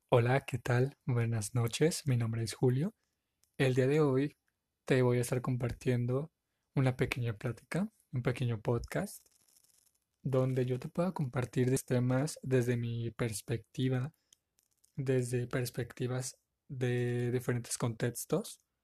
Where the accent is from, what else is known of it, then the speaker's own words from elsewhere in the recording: Tepic, Nayarit, Mexico; Soy de la ciudad de Tepic Nayarit, México